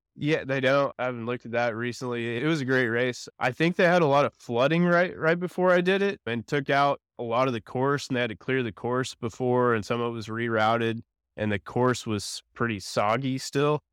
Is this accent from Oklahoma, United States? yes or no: yes; Edmond, Oklahoma, United States; also born or lived in Stillwater, Oklahoma; I was born and raised in Edmond. I lived here f, all my life pretty much